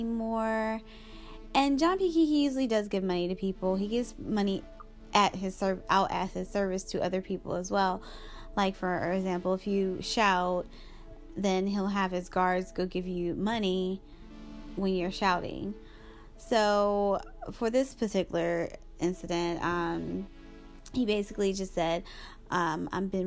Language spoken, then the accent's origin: English; Charlotte, North Carolina, United States; I'm from Charlotte, one of the churches in Charlotte